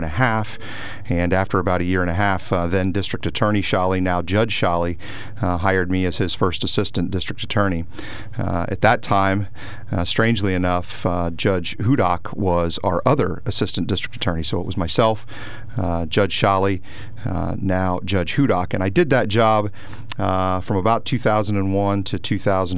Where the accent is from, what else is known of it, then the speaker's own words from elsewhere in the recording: Lewisburg, Pennsylvania, United States; I was born and raised in Lewisburg